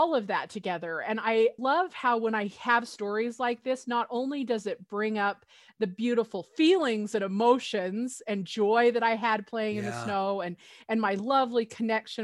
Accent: Utah, United States; When I was growing up in Utah

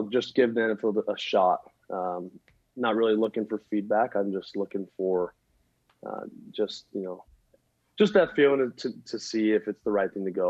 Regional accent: Utah, United States; growing up in Utah

